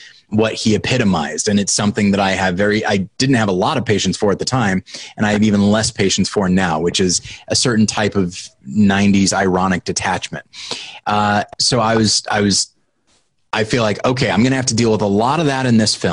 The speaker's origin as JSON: {"language": "English", "country": "United States", "said": "I'm an American"}